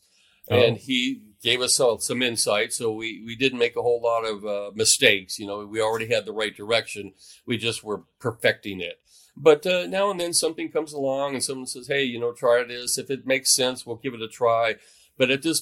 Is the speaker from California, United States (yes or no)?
yes; Mojave Desert, California, United States; now in Oregon, United States; I grew up in the Mojave Desert, not too far from Death Valley